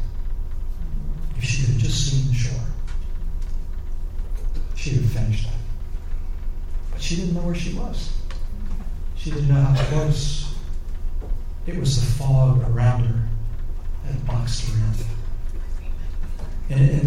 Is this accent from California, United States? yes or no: no; Virginia, United States; I grew up in Virginia.